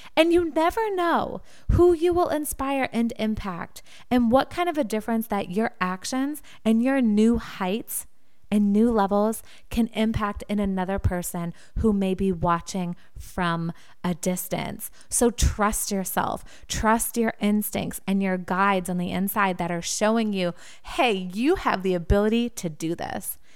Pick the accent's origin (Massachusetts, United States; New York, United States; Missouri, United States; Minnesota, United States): Massachusetts, United States; Wilmington; W C T V in Wilmington, Massachusetts, my hometown